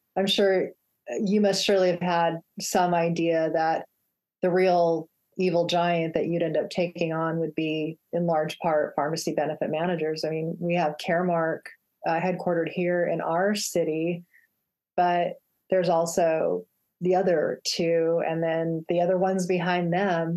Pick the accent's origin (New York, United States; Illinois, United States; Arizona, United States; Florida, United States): Arizona, United States; Phoenix; my hometown of Phoenix, Arizona